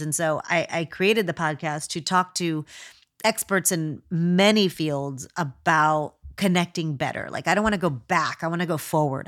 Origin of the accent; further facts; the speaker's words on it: United States; I'm a hundred percent Mexican and a hundred percent American at the same time.